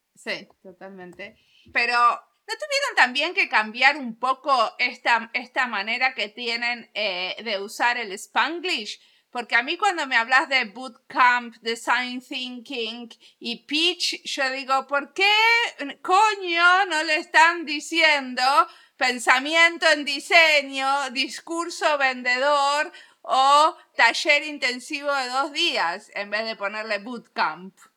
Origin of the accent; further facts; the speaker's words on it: Argentina; moved away as an adult; now in Finland; como argentina viviendo en Finlandia hace 21